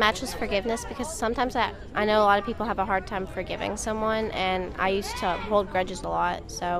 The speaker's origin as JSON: {"language": "English", "region": "Central Louisiana", "country": "United States", "said": "Central Louisiana."}